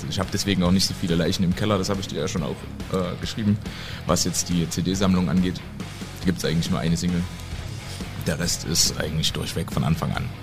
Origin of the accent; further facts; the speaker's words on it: East Germany, Germany; ich formuliere das als Ostdeutscher.